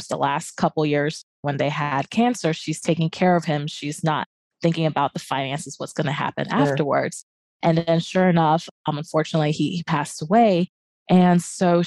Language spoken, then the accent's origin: English; Japan; moved away; I grew up in Asia and Japan area